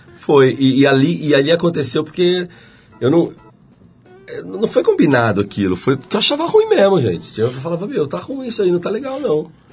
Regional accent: Curitiba, Paraná, Brazil; moved away; eu fui para Curitiba

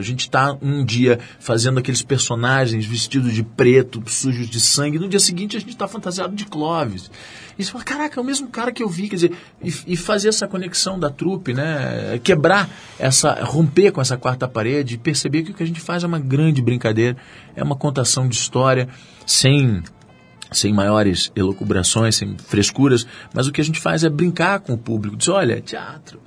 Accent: Rio de Janeiro, Brazil; eu sou da Tijuca

